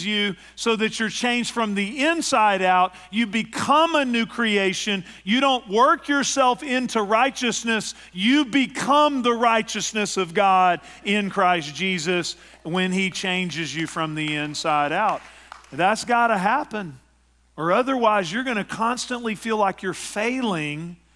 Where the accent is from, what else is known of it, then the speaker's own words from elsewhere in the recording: East Texas, United States; my hometown in East Texas